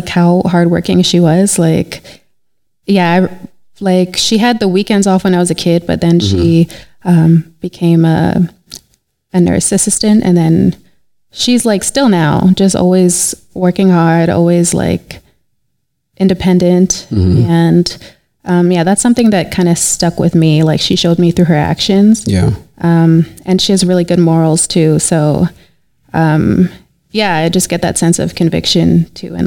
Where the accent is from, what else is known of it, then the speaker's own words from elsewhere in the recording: Calgary, Alberta, Canada; also born or lived in May Pen, Jamaica; I was born in Jamaica, Maypen, Jamaica, and I was raised there until I was three, and then I moved to Canada with my mom, and I've been in Calgary ever since then.